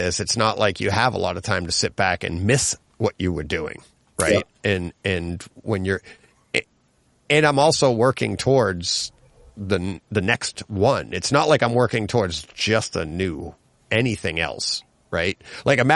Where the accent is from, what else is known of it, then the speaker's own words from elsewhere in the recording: Franklin, Massachusetts, United States; I grew up in Franklin